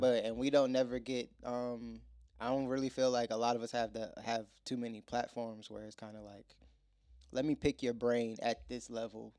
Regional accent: Virginia, United States; moved away as an adult; now in Atlanta, United States; I'm from Virginia

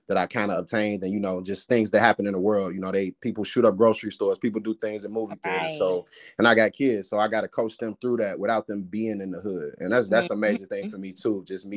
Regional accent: Gary, Indiana, United States; Growing up in Gary

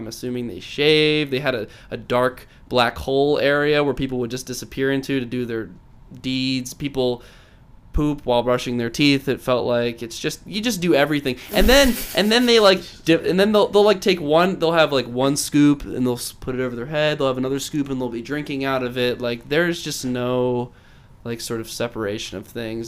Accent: United States; I'm an American

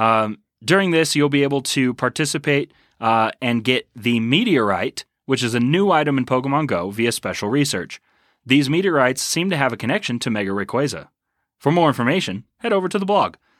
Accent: Texas, United States; moved away; also born or lived in Colorado; Growing up in Texas

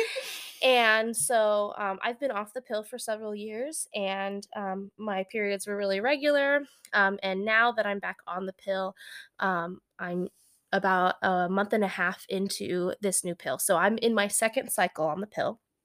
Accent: San Francisco, California, United States; moved away as an adult; now in Midwest, United States; I'm from San Francisco area, Bay Area, and moved out here as an adult

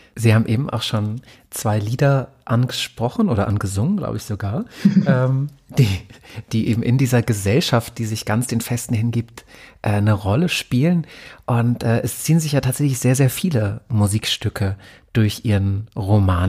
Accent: Germany; ich wurde in der DDR geboren

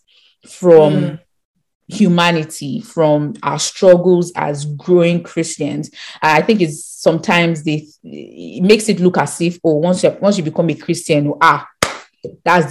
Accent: Nigeria; we grew up in Nigeria

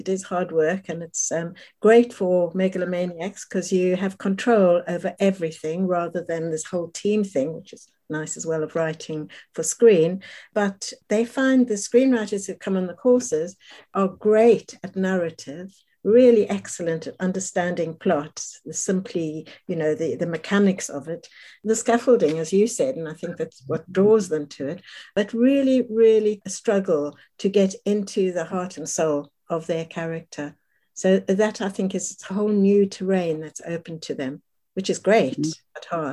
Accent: South Africa; moved away as an adult; now in London, United Kingdom; They were both Holocaust survivors who came to live in South Africa, where I grew up

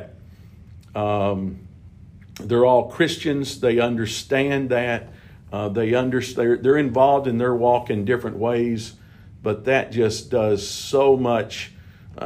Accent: Bowling Green, Kentucky, United States; also born or lived in Dickson, Tennessee; I was born and raised right here in Bowling Green.

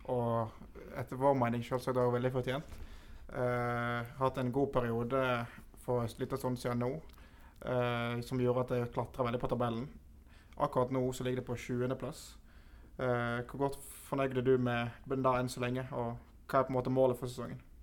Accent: Voss, Vestland, Norway; jeg kommer ikke fra Sogn sjøl, jeg kommer fra Voss

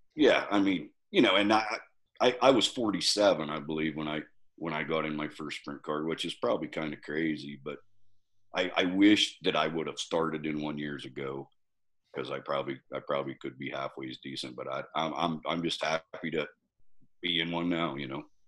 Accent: Pennsylvania, United States; being from Pennsylvania

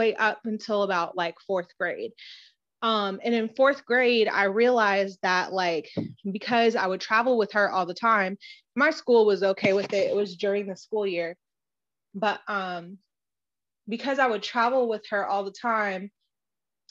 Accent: Los Angeles, California, United States; I grew up in Los Angeles

